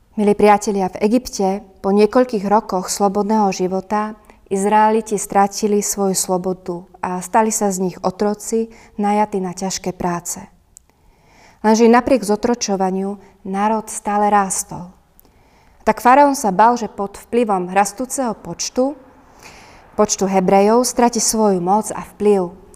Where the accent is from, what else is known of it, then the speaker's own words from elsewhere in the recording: Turiec, Žilina Region, Slovakia; u nás v Turcii